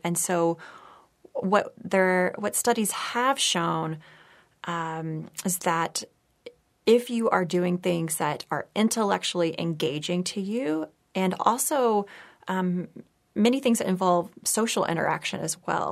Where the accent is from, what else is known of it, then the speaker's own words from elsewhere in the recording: Texas, United States; moved away; also born or lived in San Francisco; I grew up in Texas